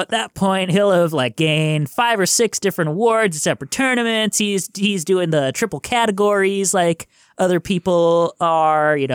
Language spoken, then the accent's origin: English; Sheboygan, Wisconsin, United States; I'm from Sheboygan, so I am familiar with Wausau.